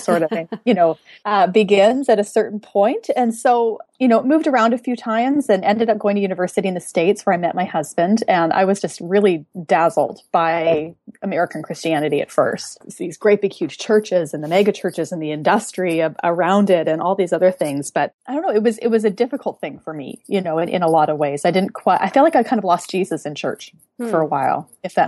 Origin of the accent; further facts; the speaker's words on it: Western Canada, Canada; I'm Canadian, so I'm from Western Canada, and the context that I grew up